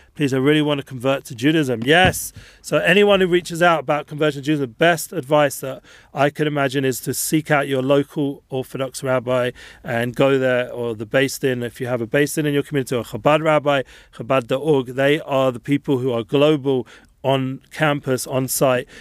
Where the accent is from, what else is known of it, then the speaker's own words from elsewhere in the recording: England, United Kingdom; being English